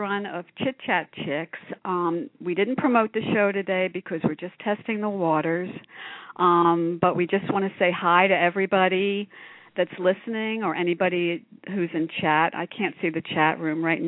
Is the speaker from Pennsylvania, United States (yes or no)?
yes; Philadelphia, Pennsylvania, United States; accent: nasal Philadelphia; also born or lived in Boston; I was born in Boston, and I was raised in Philadelphia. You could probably tell from my nasal Philadelphia accent